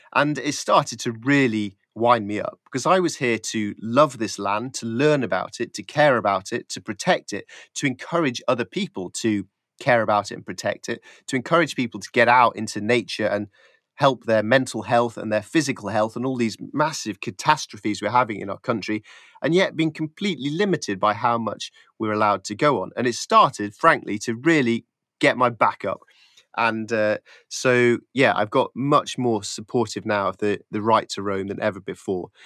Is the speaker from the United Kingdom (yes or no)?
yes; Yorkshire Dales, Yorkshire and the Humber, United Kingdom; I grew up in the Yorkshire Dales, and as a kid, just me and my friends